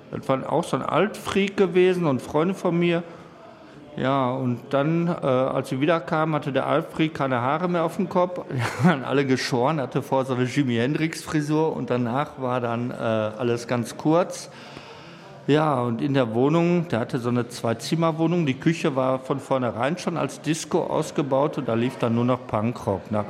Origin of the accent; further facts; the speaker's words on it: North Rhine-Westphalia, Germany; Also ich bin halt im Ruhrgebiet groß geworden und diese Siedlungshäuser, das, war alles recht beengt.